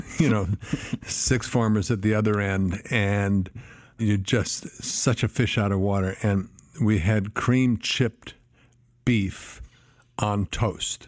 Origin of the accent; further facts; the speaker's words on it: Flagstaff, Arizona, United States; also born or lived in San Diego, California / Boulder, Colorado / Tucson, Arizona; my, you know, eight years old on was Flagstaff, Arizona.